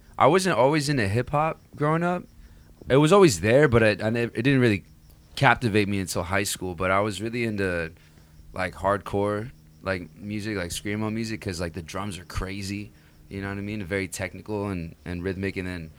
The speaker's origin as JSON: {"language": "English", "town": "Rancho Santa Margarita", "region": "California", "country": "United States", "tie": "born or raised there", "said": "I grew up in Rancho Santa Margarita. So that's like Mission Viejo area. I don't know if y'all know where that's at, but... not a lot of hip-hop out there."}